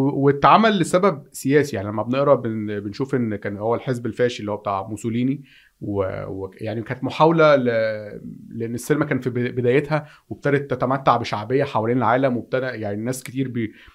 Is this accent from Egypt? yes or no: yes; Egypt; عندنا في مصر